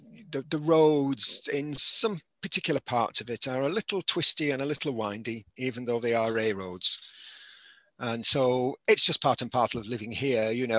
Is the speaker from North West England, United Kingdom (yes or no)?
yes; St Helens, North West England, United Kingdom; now in Wales; I'm actually from St Helens originally.